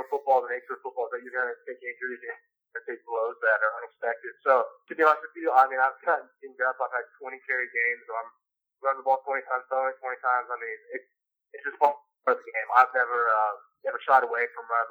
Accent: Western Kansas, United States; growing up in Kansas

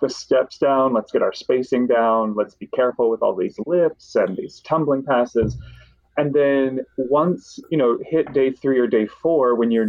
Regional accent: Kentucky, United States; I grew up in Kentucky, so our main outlet was sort of Nashville

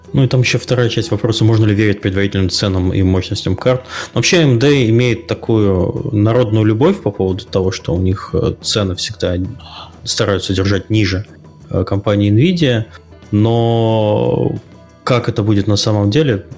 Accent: Kaliningrad, Kaliningrad Oblast, Russia; я местный человек из Калининграда

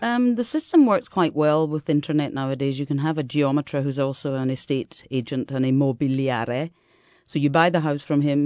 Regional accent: Scotland, United Kingdom; now in Italy; as a Scottish person

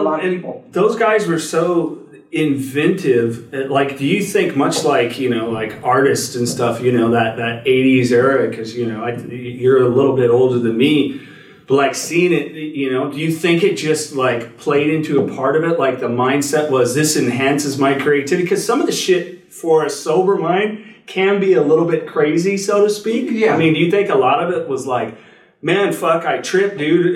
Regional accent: Watsonville, California, United States; I grew up in the Watsonville area. So for people that don't know, very close to Santa Cruz, yeah. California.

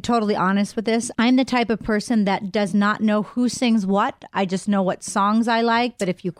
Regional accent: Pittsburgh, Pennsylvania, United States; my hometown of Pittsburgh

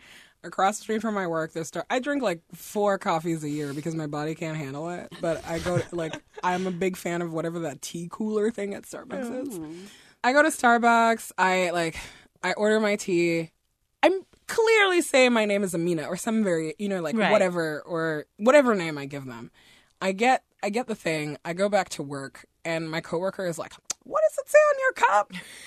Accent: Nigeria; also born or lived in Guinea / France; Like, I'm originally from Guinea in West Africa. We grew up in Nigeria and in France.

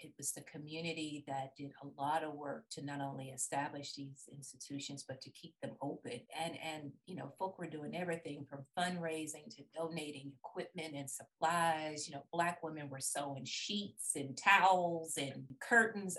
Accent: Birmingham, Alabama, United States; moved away as an adult; also born or lived in Tallahassee, Florida; I was born and raised in Birmingham, Alabama

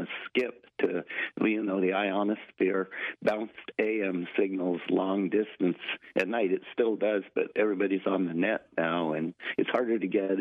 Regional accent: Pullman, Washington, United States; moved away as an adult; now in Bellingham, United States; I grew up in Pullman, Washington

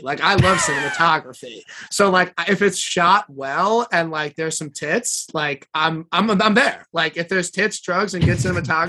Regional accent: New York, United States; we are from New York, we're Giant fans.

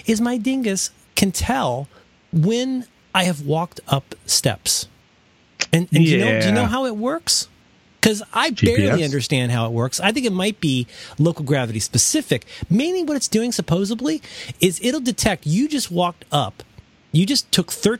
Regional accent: Florida, United States; I spent a lot of time growing up in Florida

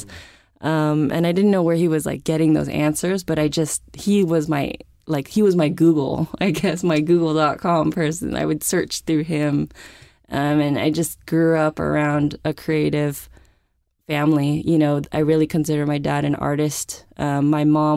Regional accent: San Francisco, California, United States; I grew up in San Francisco

